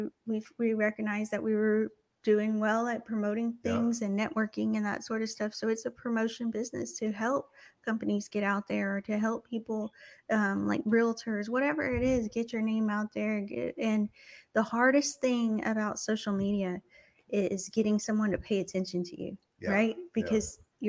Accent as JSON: {"language": "English", "region": "Texas", "country": "United States", "moved": "as an adult", "lives_now": "Slidell, United States", "said": "I'm from Texas"}